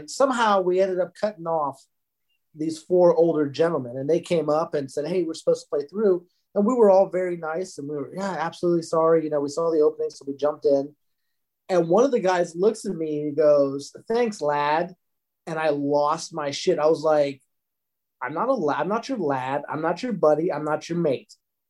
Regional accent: the South, United States; moved away; I'm from the South

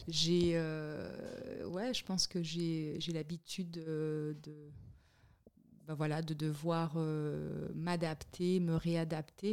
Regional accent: Le Moule, Guadeloupe; born or raised there; moved away as an adult; also born or lived in Miami / Montpellier / Paris; now in Switzerland

